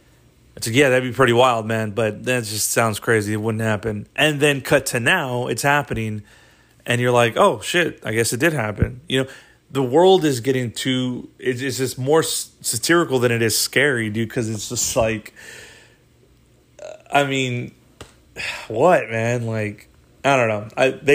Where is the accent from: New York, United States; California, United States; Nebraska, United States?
New York, United States; because I grew up in New York and I grew up in an environment where people talked a little different, and I adopted that, you know, that dialect or whatever